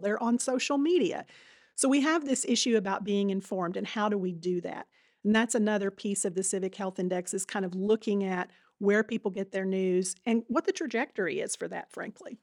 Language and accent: English; Marmaduke, Arkansas, United States; also born or lived in Little Rock; I'm a native Arkansan. I grew up in Northeast Arkansas, a little town called Marmaduke